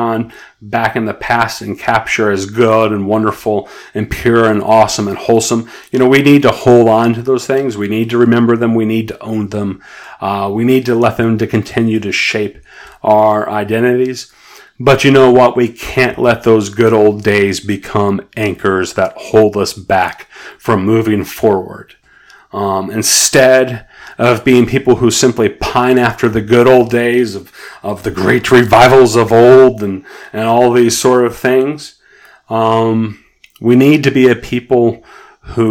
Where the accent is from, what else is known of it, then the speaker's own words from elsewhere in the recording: United States; I'm an American